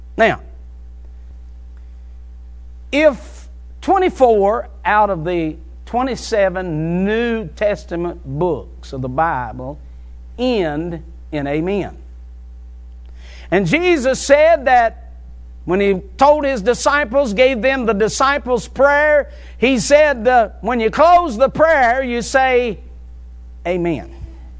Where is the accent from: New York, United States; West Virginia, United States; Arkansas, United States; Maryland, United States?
West Virginia, United States; moved away; also born or lived in North Carolina; Now, I'm from West Virginia. I moved to North Carolina